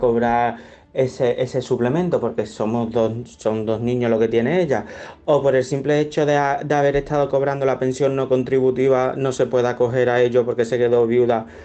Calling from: Málaga, Andalusia, Spain; de Málaga.

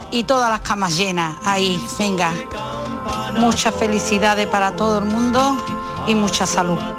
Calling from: Seville, Andalusia, Spain; Y Muy buenas tardes a todos. … de Sevilla.

